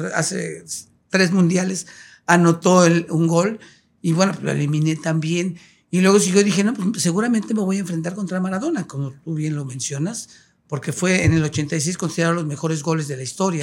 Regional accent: Mexico City, Mexico; also born or lived in Ciudad Altamirano, Guerrero; crecimos en la Ciudad de México, pero todos los, años pasábamos un mes en Ciudad de Altamirano.

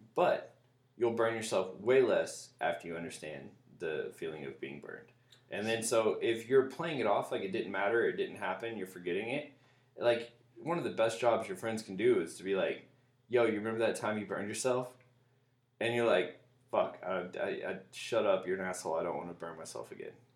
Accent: Little Rock, Arkansas, United States; now in Seattle, United States; I'm from Little Rock

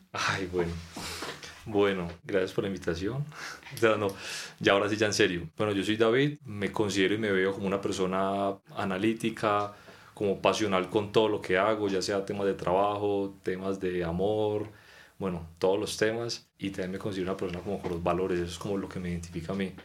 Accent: Pereira, Risaralda, Colombia; moved away as an adult; now in Bogotá, Colombia; somos de Pereira

